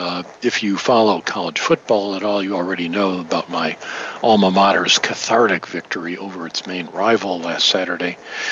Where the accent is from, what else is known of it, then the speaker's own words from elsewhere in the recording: Detroit, Michigan, United States; As a kid growing up in Detroit